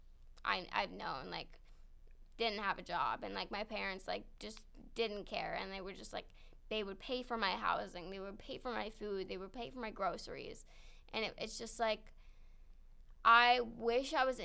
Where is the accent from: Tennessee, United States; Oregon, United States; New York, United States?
New York, United States; Long Island; also born or lived in Manhattan, New York; So we moved to Long Island, and I grew up on Long Island